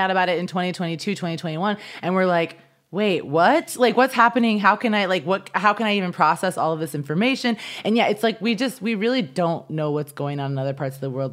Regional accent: Midwest, United States; now in Los Angeles, United States; growing up in the Midwest

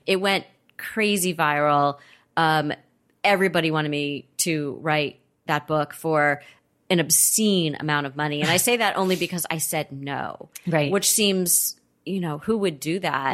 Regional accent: Los Angeles, California, United States; I grew up in Los Angeles. I'm a native.

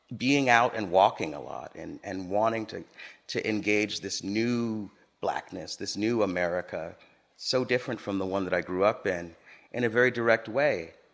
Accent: Los Angeles, California, United States; moved away as an adult; also born or lived in Harlem, New York; I grew up in Los Angeles, a very car-driven culture

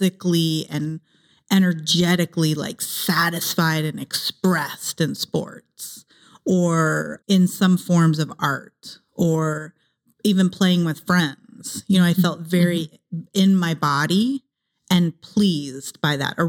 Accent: Ohio, United States; also born or lived in San Jose, California; now in Los Angeles, United States; I grew up in Ohio

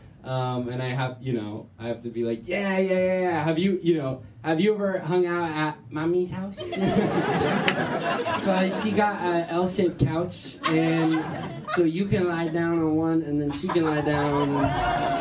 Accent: New York City, New York, United States; I'm from New York. I learned a lot about being from New York from my mom.

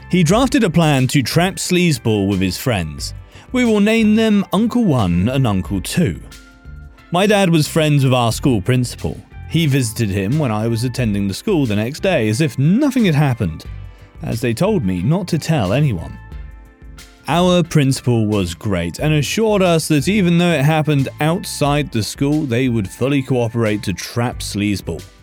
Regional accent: India; I'm from India, and girls are still afraid to tell others about being harassed because of shame and society.

